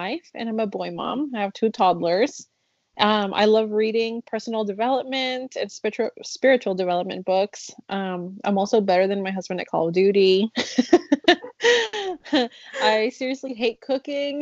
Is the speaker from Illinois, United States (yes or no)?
yes; Chicago, Illinois, United States; first language Spanish; English is a second language; also born or lived in Mexico; now in Kentucky, United States; I grew up in Chicago